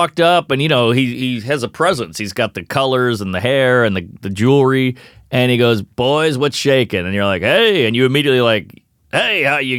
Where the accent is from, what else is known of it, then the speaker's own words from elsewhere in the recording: New Orleans, Louisiana, United States; I'm a Saints douche. I'm from New Orleans, so I had no skin